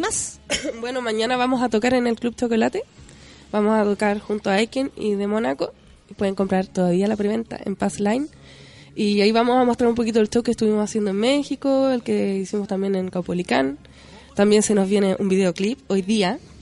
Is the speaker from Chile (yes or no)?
yes; Chile; somos chilenos